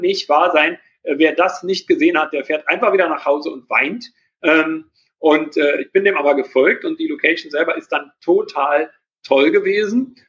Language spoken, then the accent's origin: German; Berlin, Germany; als Berliner